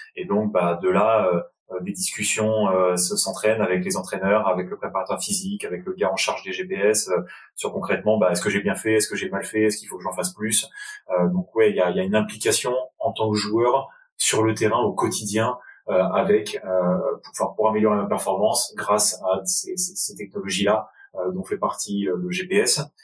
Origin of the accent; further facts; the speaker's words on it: Enghien-les-Bains, Île-de-France, France; j'ai grandi euh, dans le nord-ouest de la région parisienne, dans une petite ville du 95 Val d'Oise qui s'appelle Anguin-les-Bains